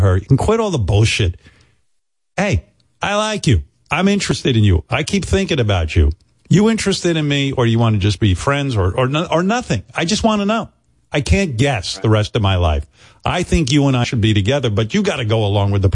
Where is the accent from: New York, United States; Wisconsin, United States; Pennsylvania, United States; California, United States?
New York, United States; Rockville Centre; also born or lived in Roosevelt, New York; I moved from Roosevelt, Long Island to Rockville Center